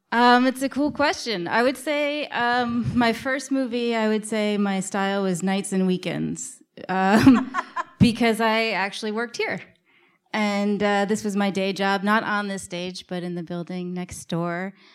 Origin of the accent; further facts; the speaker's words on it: New York City, New York, United States; my co-writer, Liz, and I grew up in New York City in the nineties.